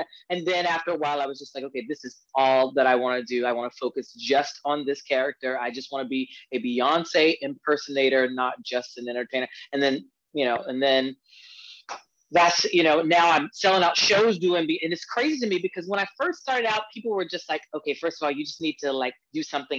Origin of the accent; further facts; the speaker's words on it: Hartsville, South Carolina, United States; now in Washington, United States; So I'm originally from smallest city. It's called Hartsville, South Carolina. And I moved to DC 21 years ago.